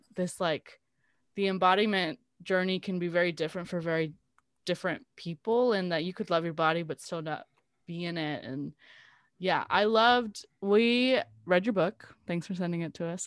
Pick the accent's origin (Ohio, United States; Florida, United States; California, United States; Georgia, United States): California, United States; South Gate; I grew up in Southgate